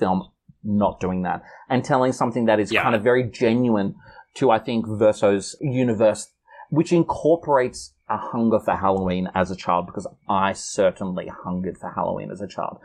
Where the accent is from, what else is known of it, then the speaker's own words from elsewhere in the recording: Newcastle, New South Wales, Australia; I'm from Newcastle originally. I'm from the Hunter Valley.